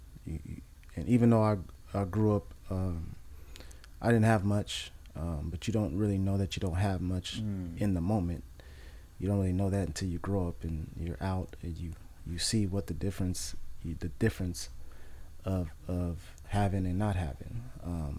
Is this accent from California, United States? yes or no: yes; Oxnard, California, United States; also born or lived in Los Angeles; I was raised in Oxnard, South Oxnard